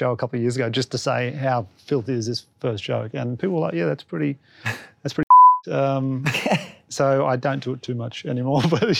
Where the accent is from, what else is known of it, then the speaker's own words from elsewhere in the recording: Batemans Bay, New South Wales, Australia; also born or lived in Canberra; now in Melbourne, Australia; I was originally from Batemans Bay, New South Wales, a little country town on the coast, and I've been in Melbourne for about 13 years. Moved here for stand-up. I was living in Canberra at the time